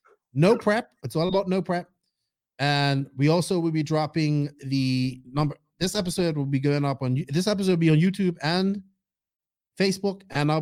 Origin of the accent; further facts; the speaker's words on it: Bermuda; Bermuda, my hometown